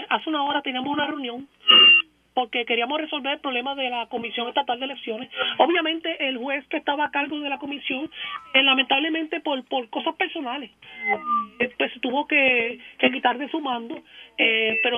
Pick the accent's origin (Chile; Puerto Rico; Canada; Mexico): Puerto Rico; San Juan; Yo soy de San Juan.